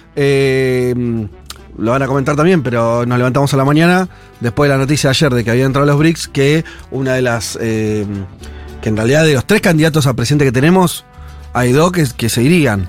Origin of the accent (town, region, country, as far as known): Argentina